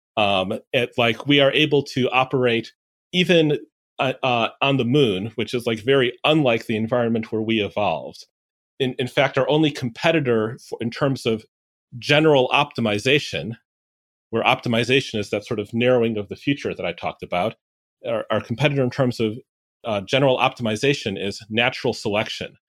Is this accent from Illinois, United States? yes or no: yes; Chicago, Illinois, United States; Chicago, Illinois